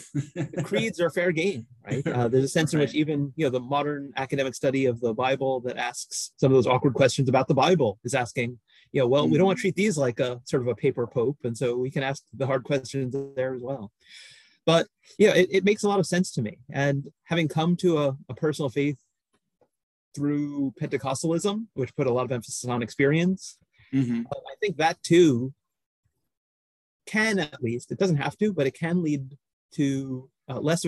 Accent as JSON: {"language": "English", "town": "New York City", "region": "New York", "country": "United States", "tie": "born or raised there", "said": "I grew up in New York City, was brought up in the Catholic Church"}